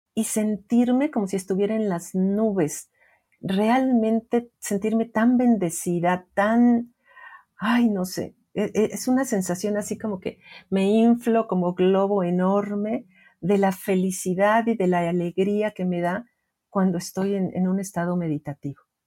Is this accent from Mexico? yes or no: yes; Mexico; en mi país, que es México